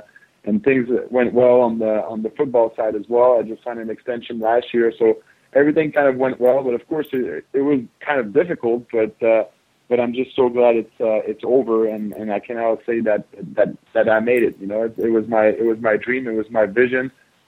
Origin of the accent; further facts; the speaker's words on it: Canada; Yeah, to be honest, like back in Canada, football is not as big as in the States. So growing up, I was playing a little bit of everyth